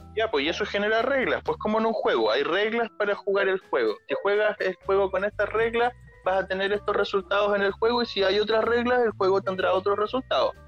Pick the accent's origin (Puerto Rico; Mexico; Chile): Chile; first language Spanish; yo nací en Chile